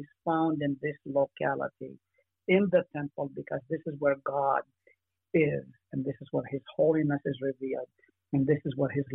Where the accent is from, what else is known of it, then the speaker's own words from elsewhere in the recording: Israel; moved away; I grew up in Israel